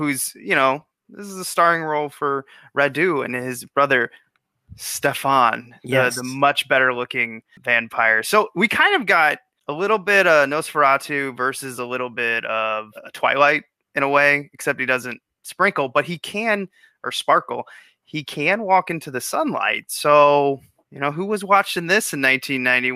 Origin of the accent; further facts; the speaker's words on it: Missouri, United States; moved away as an adult; now in Chicago, United States; I'm from Missouri